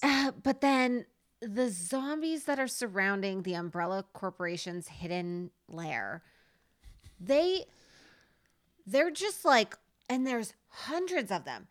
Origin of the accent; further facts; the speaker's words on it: Nevada, United States; I was born in Nevada